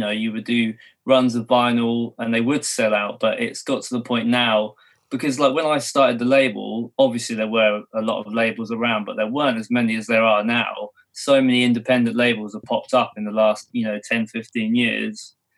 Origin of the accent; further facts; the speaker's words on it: Milton Keynes, South East England, United Kingdom; also born or lived in California; I'm from a place called Milton Keynes in England. So I've been here like pretty much all my life